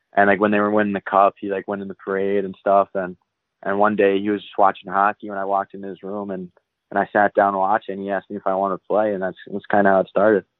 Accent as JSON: {"language": "English", "town": "Mount Clemens", "region": "Michigan", "country": "United States", "tie": "born or raised there", "said": "Mount Clemens, Michigan's where I grew up"}